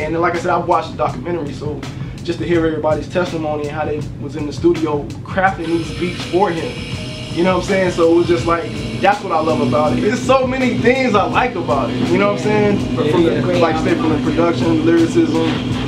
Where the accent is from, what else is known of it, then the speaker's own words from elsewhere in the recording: the South, United States; now in Atlanta, United States; I'm from the South, from the hood.